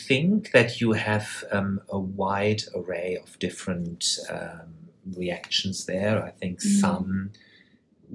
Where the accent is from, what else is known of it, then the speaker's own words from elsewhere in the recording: Germany; I come from Germany